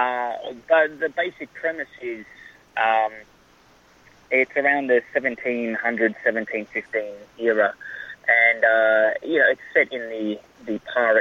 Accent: Australia; accent: Australian; moved away as an adult; also born or lived in Sweden; now in Los Angeles, United States; when we moved to Australia

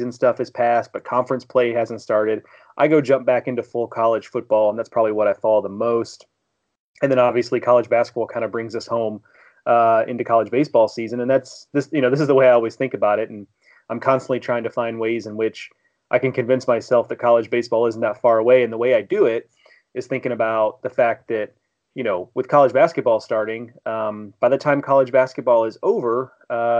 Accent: Houston, Texas, United States; also born or lived in St. Louis area; now in St. Louis, United States; Growing up in Houston

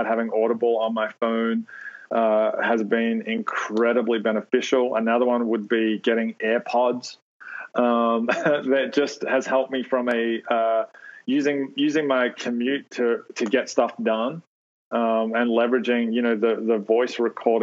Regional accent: Australia; moved away

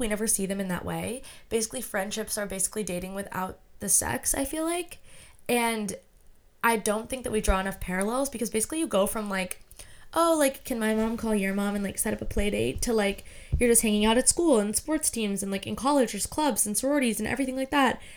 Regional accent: United States; I'm American

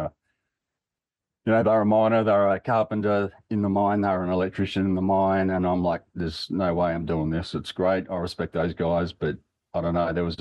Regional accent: Broken Hill, New South Wales, Australia; moved away; also born or lived in Adelaide; growing up in Broken Hill.

